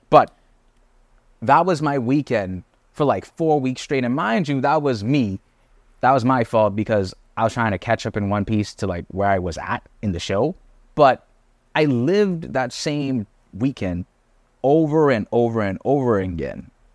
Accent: Bahamas; moved away as an adult; also born or lived in Canada; I'm not from Canada. I'm a Bahamian. I'm on student visa

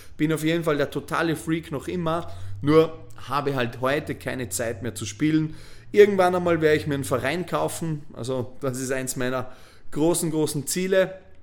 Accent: Bregenz, Vorarlberg, Austria; moved away as an adult; also born or lived in Voitsberg, Styria / Vienna; habe Vorarlberg, meine, meine Geburtsstadt Bregenz, verlassen

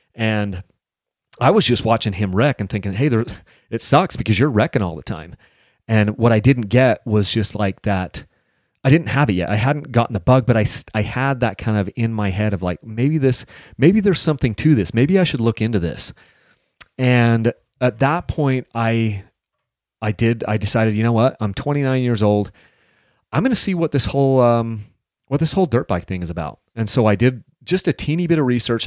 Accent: Mount Pleasant, Utah, United States; We grew up in Mount Pleasant, Utah, a little town with, like, you know, maybe three thousand people

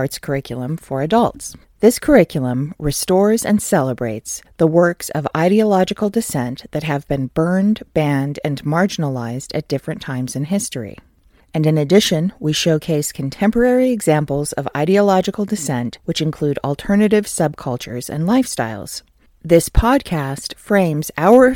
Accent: California, United States; I'm originally from California

